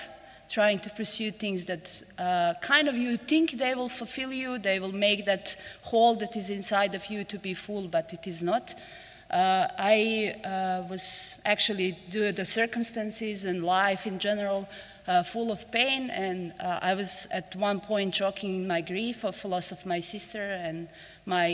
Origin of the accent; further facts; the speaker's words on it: Montenegro; English is a second language; I live in most beautiful country in the world, that's Montenegro